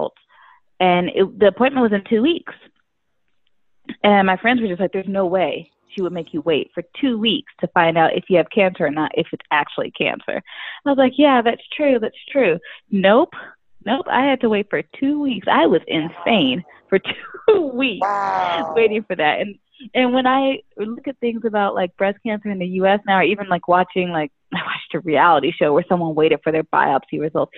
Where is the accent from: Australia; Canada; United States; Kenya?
United States; moved away as an adult; also born or lived in New York; now in Paris, France; I'm American